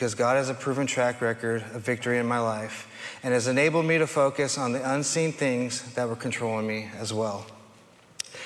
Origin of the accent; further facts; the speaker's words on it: Hayward, California, United States; I was born in Hayward, California, to a loving mother who was forced to raise me on her own